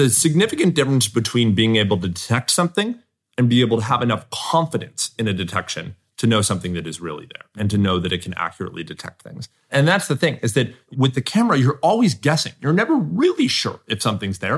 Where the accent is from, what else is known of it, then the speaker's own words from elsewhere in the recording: Southern California, United States; I grew up in Southern California